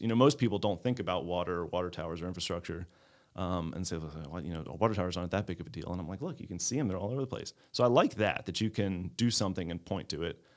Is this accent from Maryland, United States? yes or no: yes; Baltimore County, Maryland, United States; now in Clayton, United States; I grew up in Baltimore County.